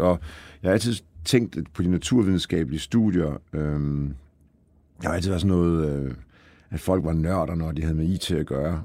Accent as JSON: {"language": "Danish", "town": "Aalborg", "region": "North Denmark Region", "country": "Denmark", "tie": "born or raised there", "also_born_or_lived": "Poland", "said": "Så jeg er jo født i Polen faktisk, ja. og, øh, og var vel to-tre år gammel, da vi kom til Danmark øh, og øh, er jo så vokset op øh, i Aalborg."}